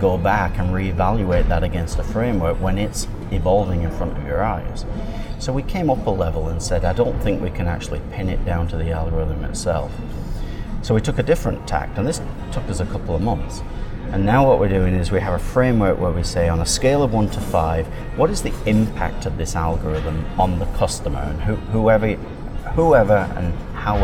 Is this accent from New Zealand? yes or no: no; England, United Kingdom; now in Canada; I've lived in Canada now for about 33 years. I immigrated here from England.